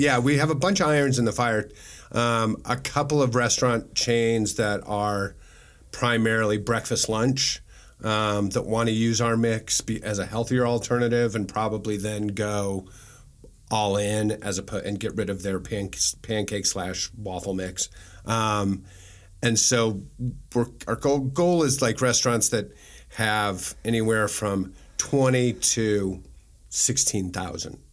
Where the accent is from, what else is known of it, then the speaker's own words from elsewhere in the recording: Omaha, Nebraska, United States; moved away as an adult; also born or lived in Kansas City; I'm from Nebraska, I'm from Omaha